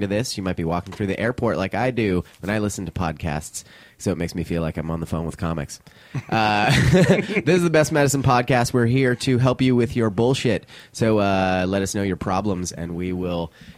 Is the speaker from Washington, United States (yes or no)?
no; San Francisco, California, United States; I grew up in San Francisco